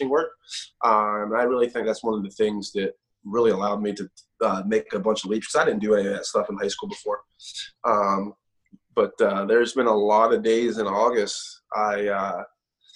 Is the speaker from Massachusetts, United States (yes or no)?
no; Pittsburgh, Pennsylvania, United States; moved away as an adult; also born or lived in Morgantown, West Virginia; I'm originally from Pittsburgh, hour and a half up the road